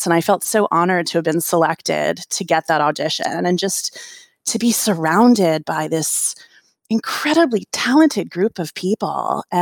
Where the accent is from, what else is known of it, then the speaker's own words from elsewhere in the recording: Washington, District of Columbia, United States; where I grew up in Washington, D.C.